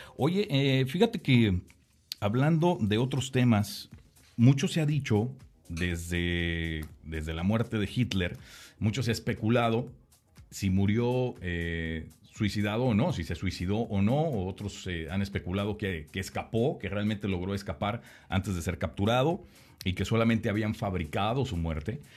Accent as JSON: {"language": "Spanish", "country": "Mexico", "moved": "yes", "lives_now": "United States", "said": "nosotros como mexicanos"}